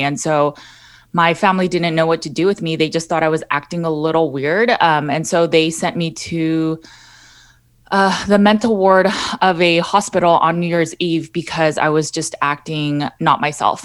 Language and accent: English; Los Angeles, California, United States; I born and raised in Los Angeles, California